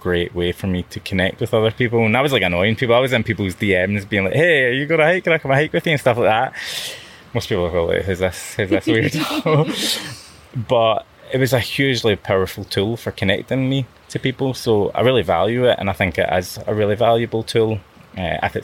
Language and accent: English; Glasgow, Scotland, United Kingdom; as a teenager, growing up in Glasgow